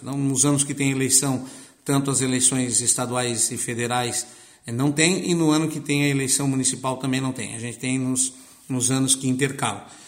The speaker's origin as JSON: {"language": "Portuguese", "town": "Lauro Müller", "region": "Santa Catarina", "country": "Brazil", "tie": "born or raised there", "said": "Eu também sou natural do Barro Branco"}